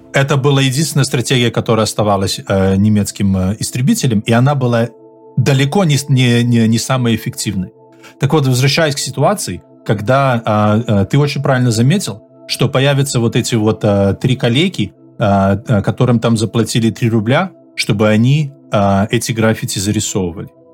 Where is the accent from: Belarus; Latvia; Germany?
Belarus